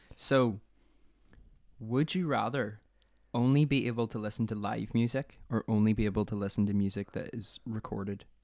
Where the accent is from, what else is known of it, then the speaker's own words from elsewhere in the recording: Northern Ireland, United Kingdom; moved away; I'm from Ireland stroke Northern Ireland